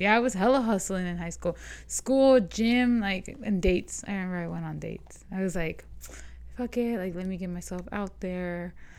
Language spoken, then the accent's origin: English; Las Vegas, Nevada, United States; I remember growing up on the East Side